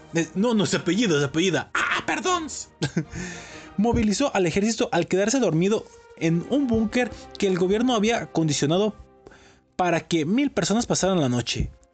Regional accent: Mexico; no nos enorgullece como mexicanos

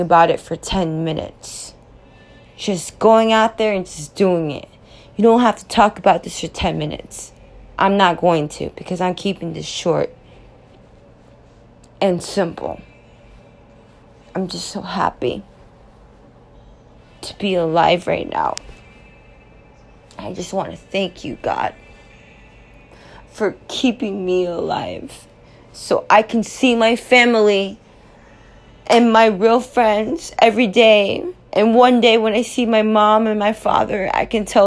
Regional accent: Los Angeles, California, United States; moved away as an adult; now in New York City, United States; I'm from Los Angeles, California, and I'm here. And I made it for 3 years now

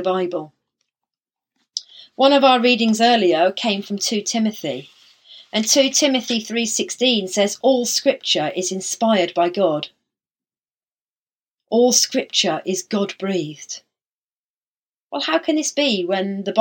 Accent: Isle of Wight, South East England, United Kingdom; now in Havant, United Kingdom; Growing up on the Isle of Wight

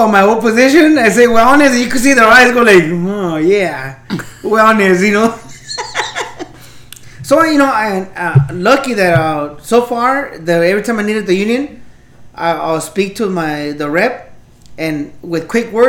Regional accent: Los Angeles, California, United States; maybe because we grew up in East LA, Boyle Heights area, you know.

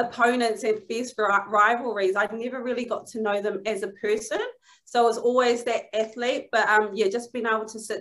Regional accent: New Zealand; moved away as an adult; now in Manchester, United Kingdom

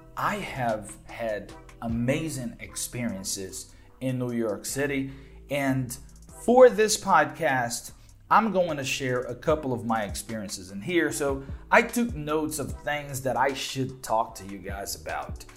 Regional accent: Belo Horizonte, Minas Gerais, Brazil; English is a second language; I'm from Belo Horizonte, right? We have only one subway line.

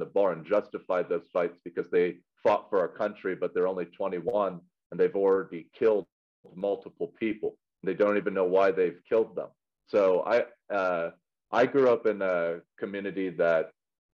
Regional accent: Colorado Springs, Colorado, United States; I grew up in Colorado Springs

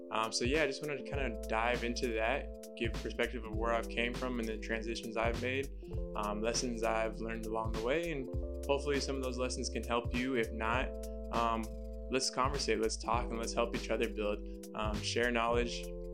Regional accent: Hayward, California, United States; I'm originally from Hayward, California, but I kind of moved around all over the place.

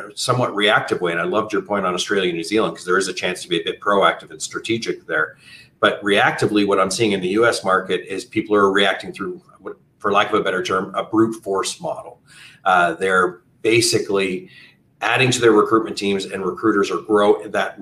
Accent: Canada; moved away as an adult; now in United States; Originally, I'm from Canada and moved down to the US over 15 years ago

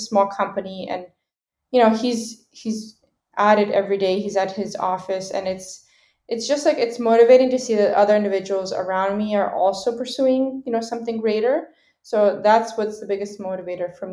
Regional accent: Seattle, Washington, United States; also born or lived in Ukraine; I was born in Ukraine, and then I immigrated to the United States as a child, so like around age 2 or 3 years old. And I've been living in, you know, Washington State, Seattle, ever since

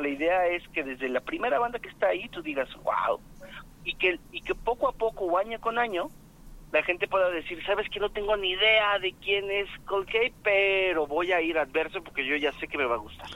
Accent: Guadalajara, Jalisco, Mexico; los que somos tapatíos

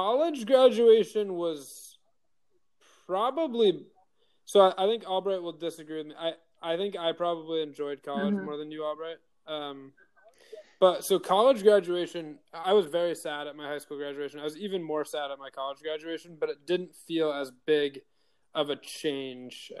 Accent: Jericho, Vermont, United States; I grew up in Jericho and went to St. Mike's

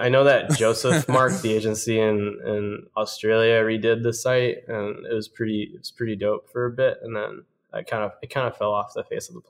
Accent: Bolivia; also born or lived in Miami; I grew up in Bolivia and partially in Miami. Kind of went a lot back and forth.

